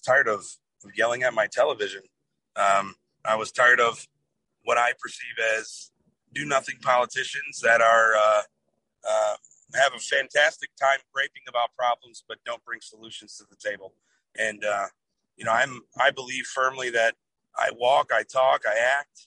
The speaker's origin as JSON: {"language": "English", "town": "Toledo", "region": "Ohio", "country": "United States", "tie": "born or raised there", "said": "born and raised in Toledo, Ohio. I grew up actually in a area of Toledo called the Polish Village"}